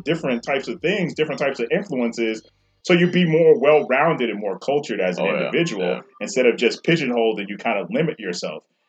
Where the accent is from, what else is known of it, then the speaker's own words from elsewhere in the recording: New York, United States; moved away; I grew up in New York, so I was always into, like, house and reggae and rap